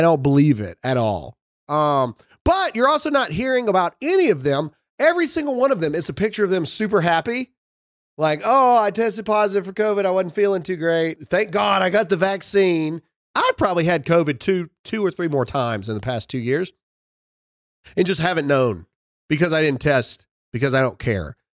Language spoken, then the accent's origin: English; United States; as an American and as a Christian